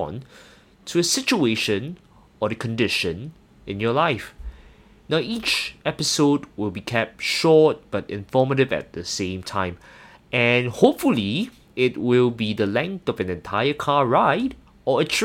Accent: Singapore; I'm not sure whether you can tell from my accent, I actually hail from Singapore.

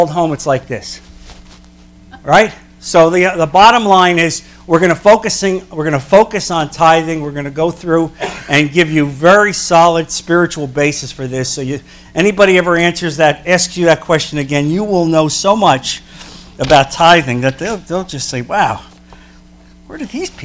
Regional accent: New Jersey, United States; moved away; I'm from New Jersey originally.

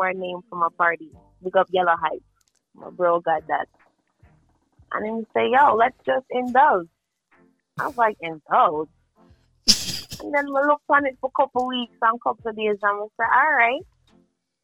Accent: Spanish Town, Saint Catherine, Jamaica; also born or lived in United States; I was born in Jamaica, but I wasn't. I was raised there.

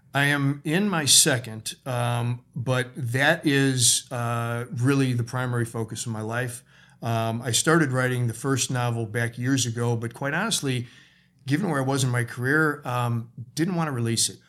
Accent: Chicago, Illinois, United States; moved away as an adult; also born or lived in California; I moved to California from Chicago, my hometown.

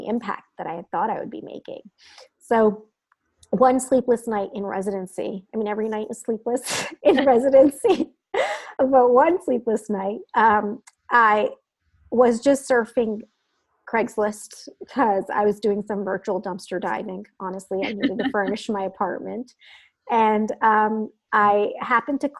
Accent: New Jersey, United States; moved away as an adult; also born or lived in Midwest / California; So I grew up in Jersey, so I'm a Jersey girl at heart

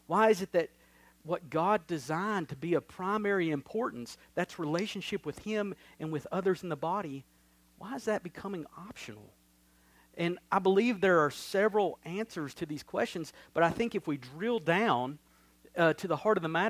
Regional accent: Crossville, United States; I grew up here in Crossville, in the South, in the Bible Belt.

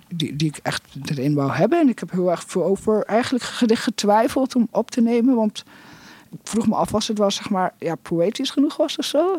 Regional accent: Netherlands; moved away; also born or lived in England; ik ben in Nederland opgegroeid, maar ik heb ook heel lang in Engeland gewoond

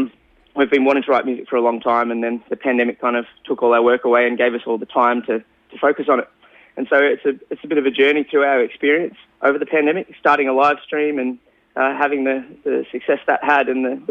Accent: Shepparton, Victoria, Australia; I grew up in Shepparton my whole life.

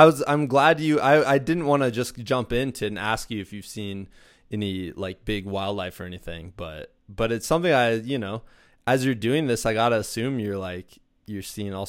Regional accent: Iowa, United States; I'm from Iowa. We didn't have bears, you know?

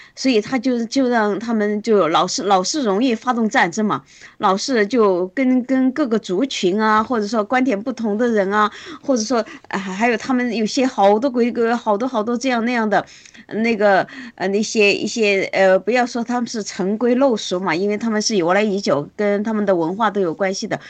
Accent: China; 我们中国人没有这种制度嘛

